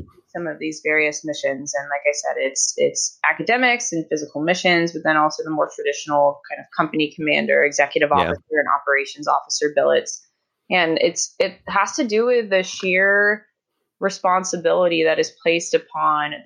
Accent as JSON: {"language": "English", "town": "Norcross", "region": "Georgia", "country": "United States", "moved": "as an adult", "said": "I'm from Norcross, Georgia, originally, right outside Atlanta."}